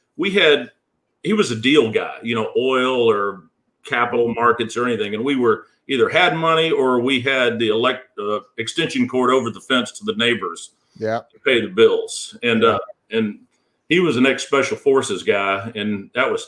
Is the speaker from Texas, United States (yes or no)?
yes; Houston, Texas, United States; I was born and raised in Houston, Texas